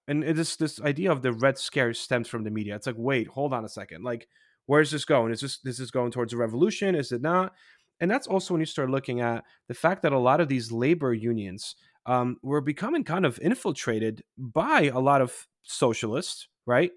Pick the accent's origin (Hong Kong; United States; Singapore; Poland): Poland; moved away; when I was growing up in Poland in the 80s